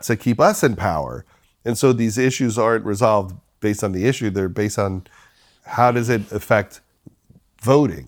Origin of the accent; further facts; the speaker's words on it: Long Island, New York, United States; the people that I grew up with on Long Island